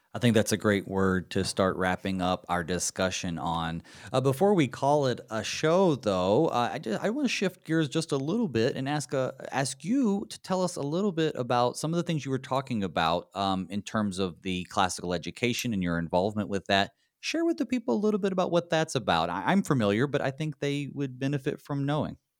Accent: North Carolina, United States; accent: southern; moved away as an adult; also born or lived in Saint Louis / Connecticut; now in Minnesota, United States; I moved from North Carolina, where I'm from, to Saint Louis for seminary

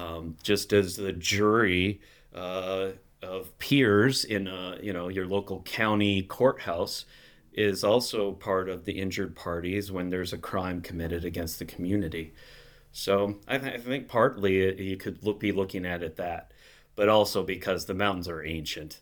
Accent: Minnesota, United States; moved away as an adult; also born or lived in Chicago / Wisconsin; now in Gurnee, United States; I'm from Minnesota originally and grew up there in a small, uh, Missouri Synod church

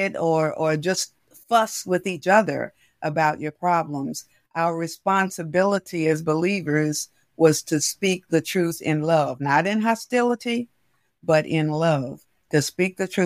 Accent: Baltimore, Maryland, United States; I grew up in West Baltimore

